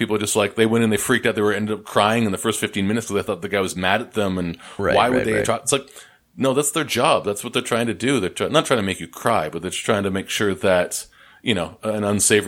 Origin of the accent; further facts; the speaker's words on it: Canada; moved away as an adult; now in Columbus, United States; I'm Canadian. I'm working down here.